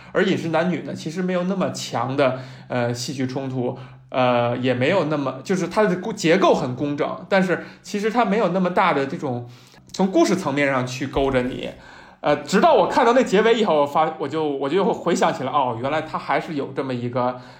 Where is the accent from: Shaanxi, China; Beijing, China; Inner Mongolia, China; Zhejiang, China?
Beijing, China; 在我这样一个从小没离开过家，没离开过北京的人看来